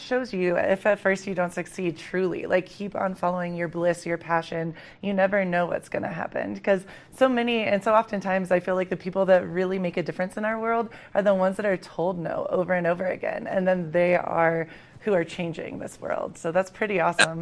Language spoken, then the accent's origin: English; Dayton, Ohio, United States; I'm originally from Dayton